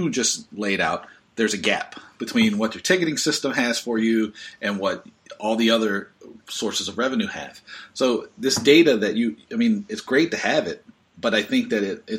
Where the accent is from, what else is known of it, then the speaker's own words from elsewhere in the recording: Seattle, Washington, United States; we're both from Seattle